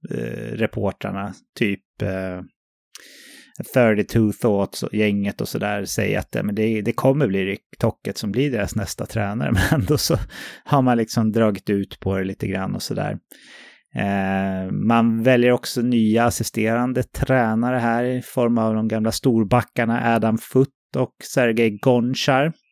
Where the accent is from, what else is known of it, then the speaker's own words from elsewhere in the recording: Sweden; jag, som svensk då